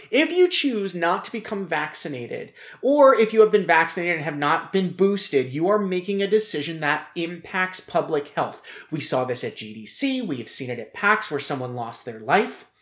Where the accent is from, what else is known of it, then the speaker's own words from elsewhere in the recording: United States; As an American, as a man